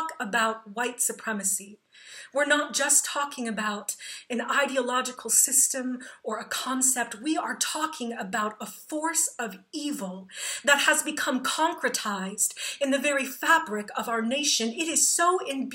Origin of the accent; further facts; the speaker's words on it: Plainfield, Illinois, United States; my hometown of Plainfield, Illinois